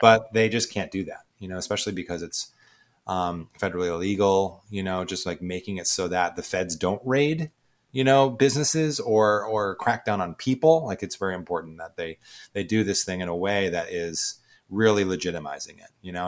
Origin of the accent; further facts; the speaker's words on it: Ohio, United States; moved away as an adult; also born or lived in Boston, Massachusetts; I'm actually from the Midwest originally and grew up in Ohio.